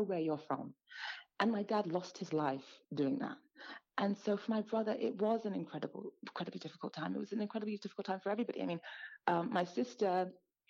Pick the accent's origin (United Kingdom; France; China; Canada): United Kingdom; London; as a Black girl growing up in London, as an immigrant, as a minority